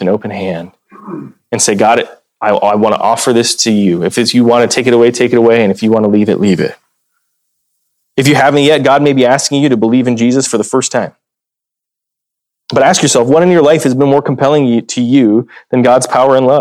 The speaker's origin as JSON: {"language": "English", "town": "Dubuque", "region": "Iowa", "country": "United States", "tie": "born or raised there", "moved": "yes", "said": "my hometown of Dubuque"}